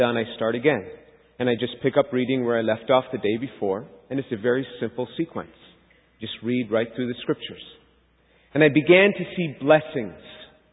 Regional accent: New York City, New York, United States; I was born and raised a Jew in New York City

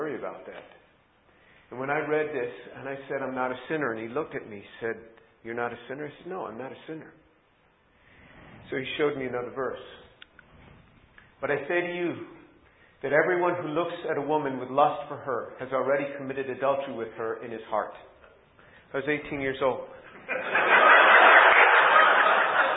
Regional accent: New York City, New York, United States; I was born a Jew in New York City

